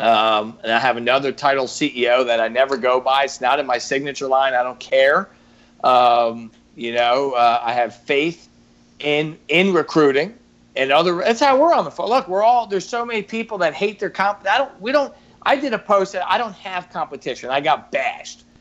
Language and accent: English; New York, United States; now in Baltimore, United States; as a New Yorker, born and raised, you know, I got that edginess